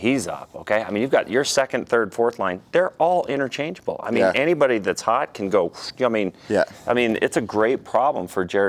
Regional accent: Cody, Wyoming, United States; Since I'm from Wyoming.

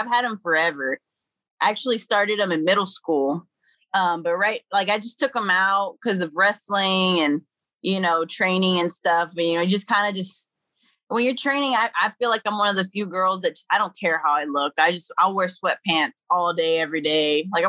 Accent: Dallas, Texas, United States; I was raised in Pleasant Grove, and Pleasant Grove and Oak Cliff

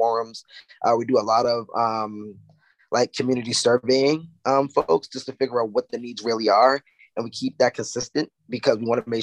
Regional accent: Boston, Massachusetts, United States; I grew up in JP, these quite frank Bromley Heath projects

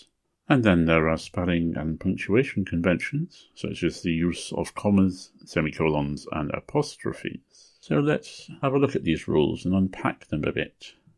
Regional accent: North West England, United Kingdom; Now, I grew up in Lancashire, in the northwest of England, but I don't have a Lancashire accent.

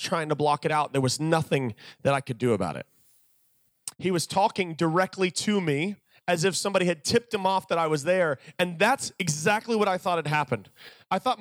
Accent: Virginia, United States; I was from Virginia

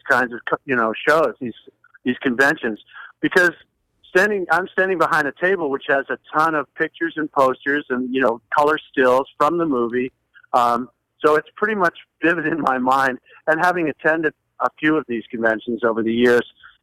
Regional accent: West Hartford, Connecticut, United States; also born or lived in Los Angeles, California; now in California, United States; I grew up in West Hartford, graduated from Conard

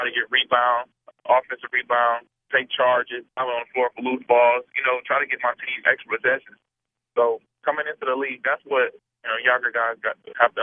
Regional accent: Milwaukee, Wisconsin, United States; Growing up in Milwaukee

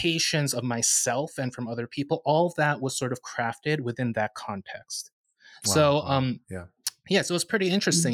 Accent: Northern New Jersey, United States; I grew up in the United Methodist Church, Korean United Methodist Church in Northern New Jersey

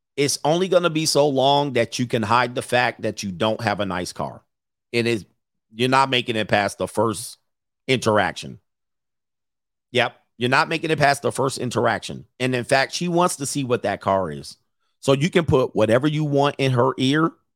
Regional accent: Southern California, United States; I grew up in Southern California

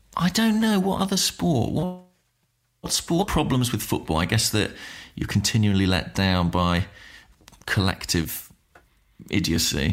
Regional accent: Watford, East of England, United Kingdom; I was born in Watford

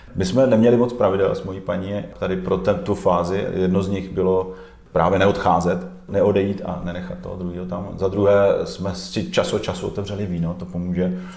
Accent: Zlín, Zlín Region, Czechia; also born or lived in Kroměříž; now in Prague, Czechia; já jsem se narodil v Kroměříži, a pak jsem několik let žil v tehdejším Gotwaldově.

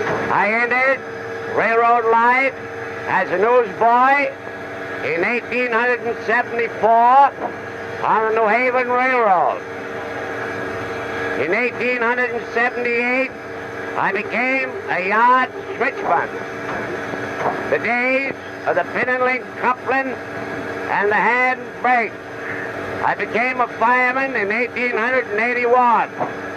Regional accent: Valley Falls, Rhode Island, United States; I was born in Valley Falls, Rhode Island, November the 16th, 1859.

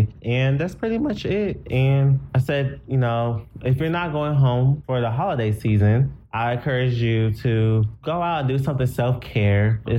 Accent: Gary, Indiana, United States; born there; So I was born in Gary, Indiana.

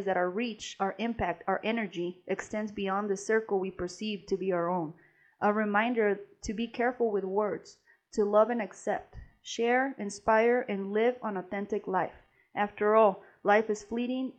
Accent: Mexico; moved away; growing up in Mexico

